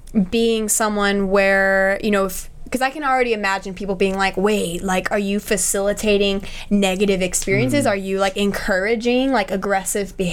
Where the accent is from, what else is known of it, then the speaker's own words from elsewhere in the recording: Austin, Texas, United States; moved away; I'm from Austin, Texas originally, and every time I go back there